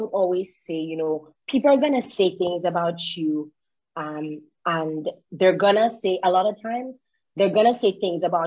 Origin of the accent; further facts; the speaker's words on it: Dominica; also born or lived in Canada; growing up in Dominica, and even being in Dominica